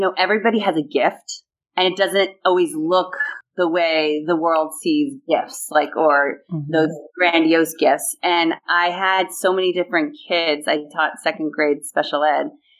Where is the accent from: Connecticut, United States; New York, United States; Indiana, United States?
New York, United States; Huntington; moved away; I am actually in my hometown where I grew up in Huntington, Long Island, New York